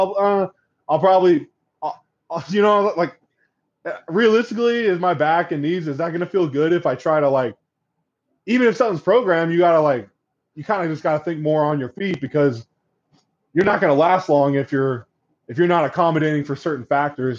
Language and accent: English; Corvallis, Oregon, United States; I'm from Corvallis, Oregon, which is where Oregon State University resides